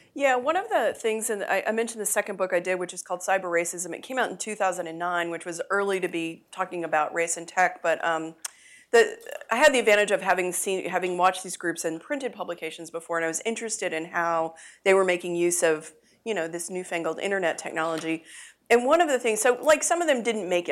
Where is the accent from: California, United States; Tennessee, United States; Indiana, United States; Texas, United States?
Texas, United States; I uh, was born and raised in Texas